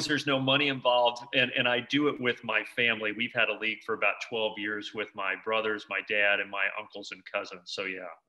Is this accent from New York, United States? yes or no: no; Indiana, United States; now in Atlanta, United States; I grew up in Indiana